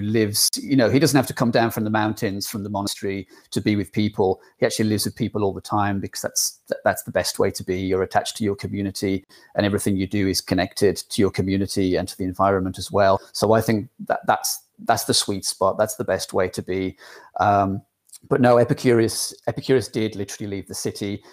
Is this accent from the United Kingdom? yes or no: yes; England, United Kingdom; accent: English; my English accent